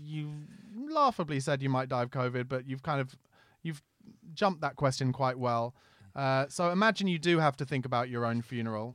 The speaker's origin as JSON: {"language": "English", "area": "Surrey", "region": "South East England", "country": "United Kingdom", "tie": "born or raised there", "said": "where I lived in Surrey"}